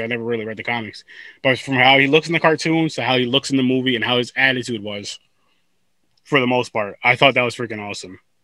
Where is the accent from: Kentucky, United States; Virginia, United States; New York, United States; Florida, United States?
New York, United States; I'm from New York